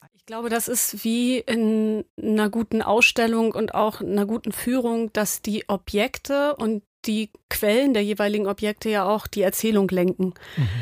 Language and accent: German; Hamburg, Germany; ich bin Hamburgerin